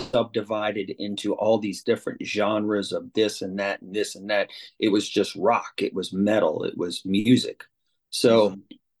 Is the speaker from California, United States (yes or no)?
no; New Orleans, Louisiana, United States; I grew up in New Orleans East